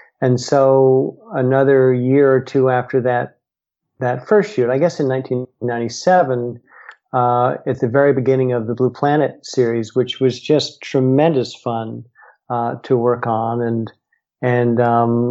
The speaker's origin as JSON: {"language": "English", "country": "United States", "said": "I'm American and, you know, live here in the US"}